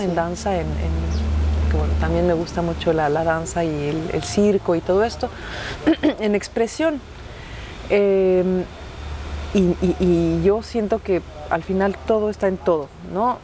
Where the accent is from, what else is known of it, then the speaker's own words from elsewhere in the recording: Mexico; now in Quebec, Canada; yo no es que soy mexicana, es que amo ser mexicana